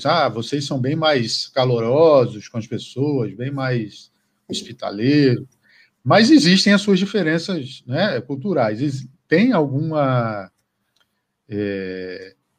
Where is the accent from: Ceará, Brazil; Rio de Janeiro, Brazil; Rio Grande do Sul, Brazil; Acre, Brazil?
Acre, Brazil; eu sou do Acre